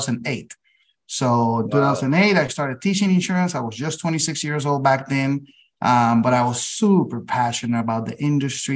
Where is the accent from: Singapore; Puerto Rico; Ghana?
Puerto Rico; San Juan; also born or lived in Massachusetts; Born and raised in San Juan, Puerto Rico